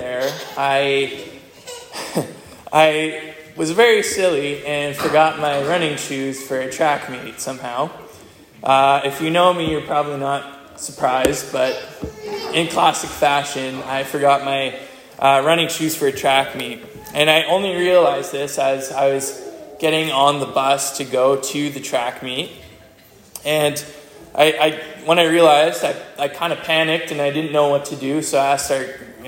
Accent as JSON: {"language": "English", "area": "Hawkesbury, Alexandria, Dalkeith area", "region": "Ontario", "country": "Canada", "tie": "born or raised there", "moved": "as an adult", "lives_now": "Abbotsford, Canada", "said": "So I've lived in Manquehill and Hawkesbury, Laurier, Alexandria, Dalkeith, so I grew up in this area."}